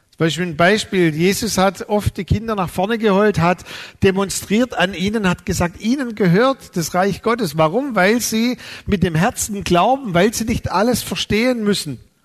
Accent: Neuhausen auf den Fildern, Baden-Württemberg, Germany; also born or lived in Balingen; Weil da sind wir umgezogen von meinem Geburtsort Balingen nach Neuhausen auf den Filtern.

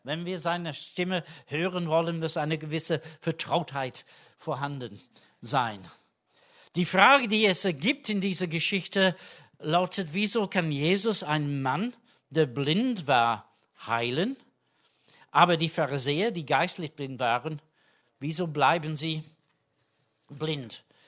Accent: England, United Kingdom; German is a second language; now in Germany; da wo ich herkomme in England

